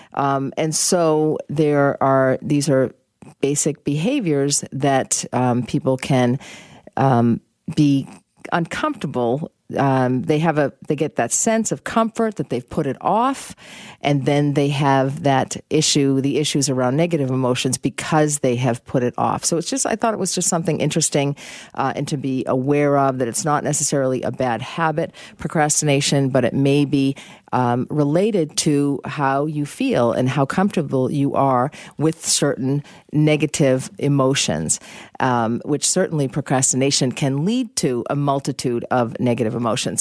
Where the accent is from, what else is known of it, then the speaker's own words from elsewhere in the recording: Boston, Massachusetts, United States; I grew up in Boston